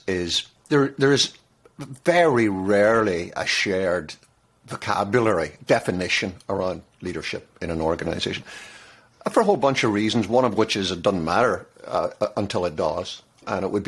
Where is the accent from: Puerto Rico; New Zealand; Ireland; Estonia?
Ireland; I'm an Irishman